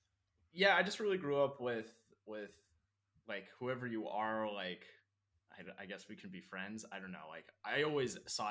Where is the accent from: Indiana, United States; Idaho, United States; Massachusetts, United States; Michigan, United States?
Idaho, United States; Coeur d'Alene; because I grew up in Coeur d'Alene, Idaho, which is known for some of its very white supremacist groups.